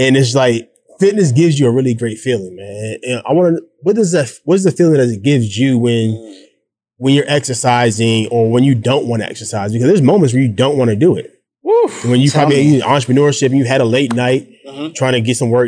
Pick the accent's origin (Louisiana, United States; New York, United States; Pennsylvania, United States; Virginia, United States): New York, United States; Syracuse; moved away; also born or lived in the South; I'm from Syracuse. And in Syracuse, we listen to more R&B than we do hip-hop